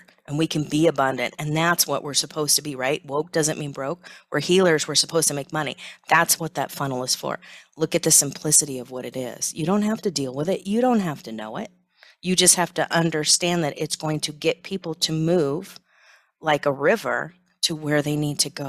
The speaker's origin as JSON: {"language": "English", "area": "Silicon Valley", "region": "California", "country": "United States", "tie": "born or raised there", "said": "growing up in Silicon Valley"}